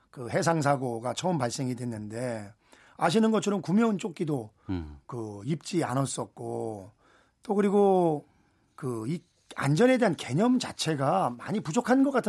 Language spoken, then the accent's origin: Korean; Anseong, Gyeonggi Province, South Korea; 고향이 안성이고